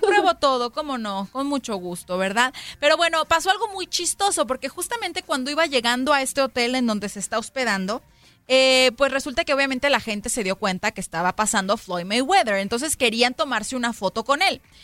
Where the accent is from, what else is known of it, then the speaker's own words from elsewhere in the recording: Mexico; soy mexicana